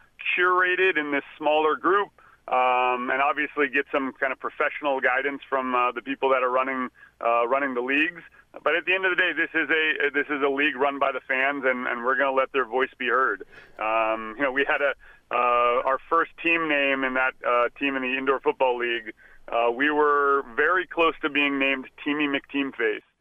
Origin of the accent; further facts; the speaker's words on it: Texas, United States; I was born in Texas